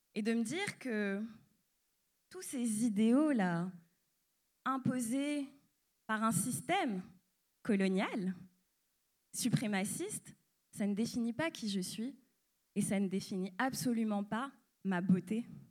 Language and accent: French; France; suis née, j'ai grandi en France et je suis d'origine martiniquaise